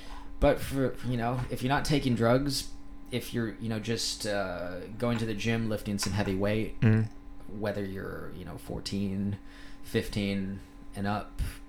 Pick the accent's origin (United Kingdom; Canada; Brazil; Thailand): Thailand; I think I got my accent in Thailand. I grew up with a lot of Americans, Canadians, people from all over the world.